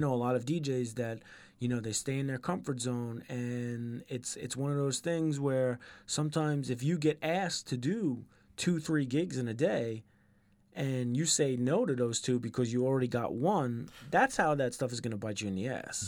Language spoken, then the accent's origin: English; New York, United States; where I grew up in New York